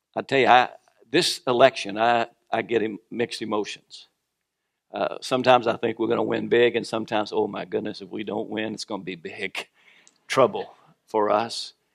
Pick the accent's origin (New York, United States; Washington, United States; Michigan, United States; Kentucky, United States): Kentucky, United States; moved away; also born or lived in Norfolk area, Virginia; I was born in Kentucky, but I was born again in Virginia